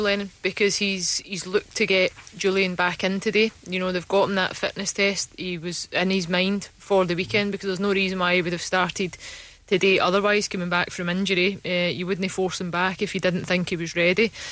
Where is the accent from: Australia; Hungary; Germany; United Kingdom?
United Kingdom; Glasgow, Scotland; growing up in Glasgow